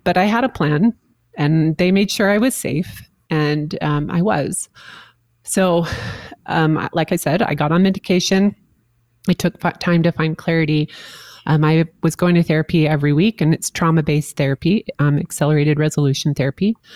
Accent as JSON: {"language": "English", "town": "St. George", "region": "Utah", "country": "United States", "tie": "born or raised there", "moved": "yes", "said": "my hometown of St. George, Utah"}